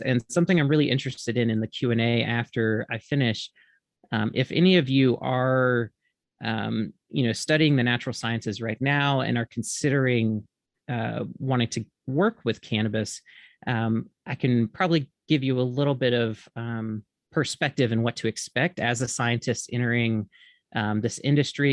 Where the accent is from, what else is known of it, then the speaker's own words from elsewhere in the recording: Mississippi, United States; moved away as an adult; also born or lived in Oregon; originally I'm from Mississippi